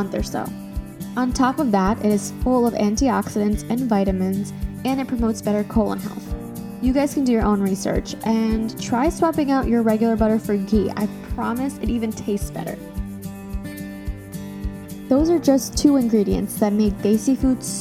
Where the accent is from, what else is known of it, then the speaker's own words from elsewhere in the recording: United States; Even though I was born and raised in the United States, I grew up on straight Desi food daily